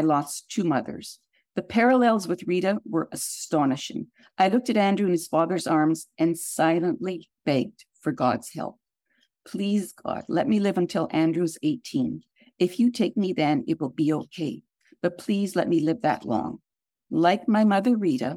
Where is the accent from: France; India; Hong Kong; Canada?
Canada; moved away; as I was born in Canada